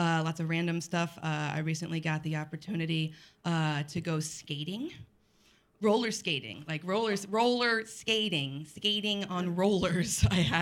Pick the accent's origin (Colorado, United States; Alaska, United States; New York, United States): Colorado, United States; moved away; I'm from Colorado